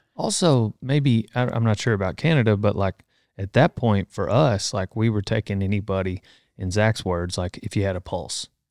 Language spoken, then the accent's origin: English; Texas, United States; I'm a Texan.